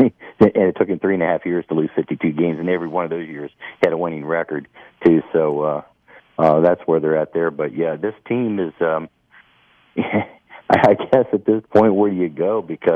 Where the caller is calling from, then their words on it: Central Ohio, United States; I'm calling from Central Ohio.